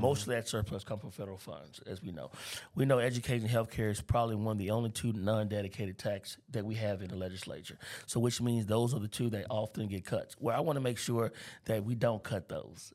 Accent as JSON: {"language": "English", "town": "Baton Rouge", "region": "Louisiana", "country": "United States", "tie": "born or raised there", "said": "I grew up in North Baton Rouge."}